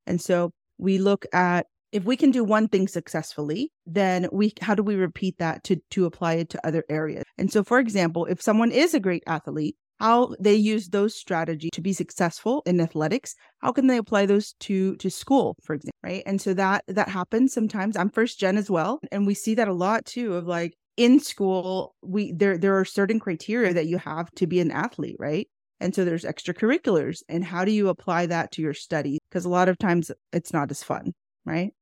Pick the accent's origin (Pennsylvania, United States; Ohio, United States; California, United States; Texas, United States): Texas, United States; Houston; I am born and raised in Houston, Texas